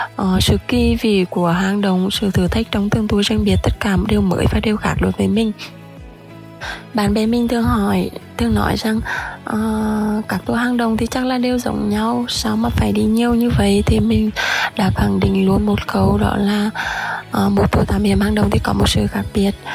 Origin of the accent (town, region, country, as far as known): Quang Binh, Vietnam; born or raised there